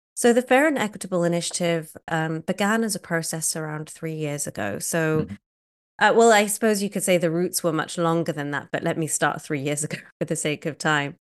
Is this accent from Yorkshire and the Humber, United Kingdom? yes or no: no; Cardiff, Wales, United Kingdom; moved away as an adult; also born or lived in Kenya; now in United States; I was born in a city called Cardiff, which is the capital of Wales